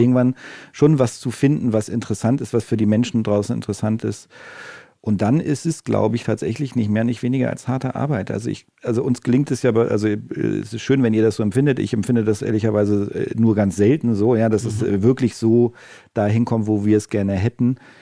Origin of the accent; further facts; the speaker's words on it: Northern Germany, Germany; now in Stuttgart, Germany; ich bin auch als Norddeutscher irgendwie, also äh, als ich äh, hierher gezogen bin